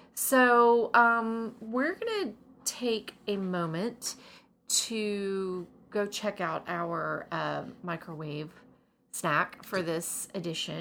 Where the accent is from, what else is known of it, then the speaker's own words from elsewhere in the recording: the South, United States; was born and raised in the South